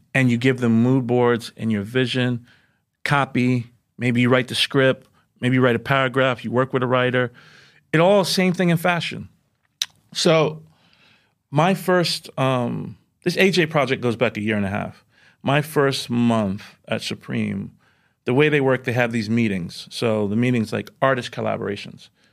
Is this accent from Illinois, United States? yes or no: no; New York City, New York, United States; growing up in Jamaica, Queens, at that time in the nine, in the nineties